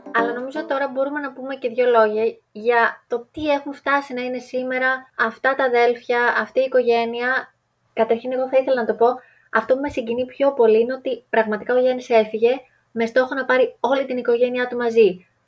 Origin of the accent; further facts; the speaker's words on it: Greece; να είμαστε Έλληνες